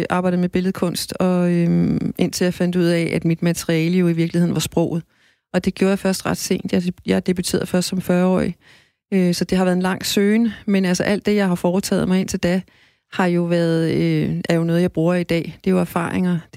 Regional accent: Greenland; jeg er jo ikke grønlandsk barn. Jeg, øh, jeg var et dansker barn i Grønland.

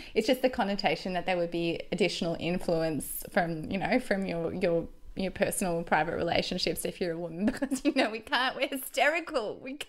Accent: Wagga Wagga, New South Wales, Australia; I'm from Wagga, and I'm also talking.

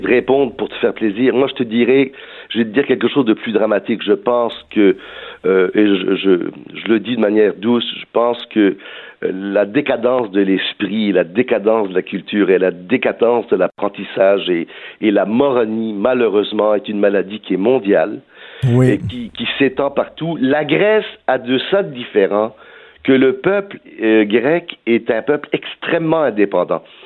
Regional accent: Villemar, Quebec, Canada; je suis un gars de Villemar, malgré mon accent

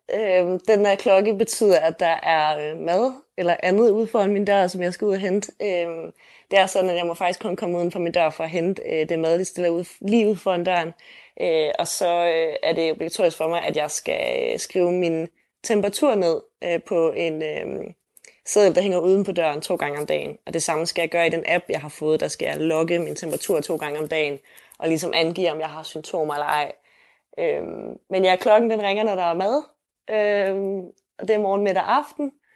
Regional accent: Denmark; moved away as an adult; now in Seoul, South Korea; jeg læser på KEA hjemme i Danmark på brand design

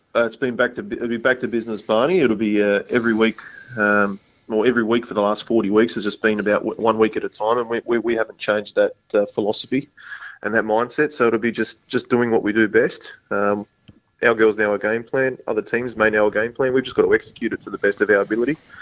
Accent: Sydney, New South Wales, Australia; now in South Australia, Australia; I'm from Sydney, so 40 minutes up the road

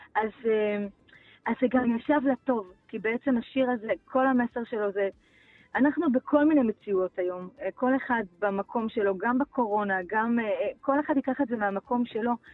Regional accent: Beit She'an, Northern District, Israel; אני ילידת בית שאן

